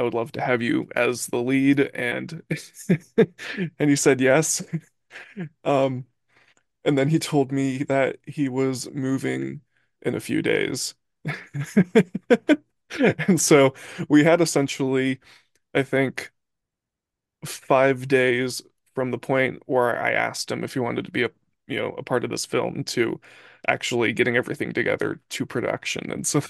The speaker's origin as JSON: {"language": "English", "town": "Santa Barbara", "region": "California", "country": "United States", "tie": "born or raised there", "said": "Yep, born and raised."}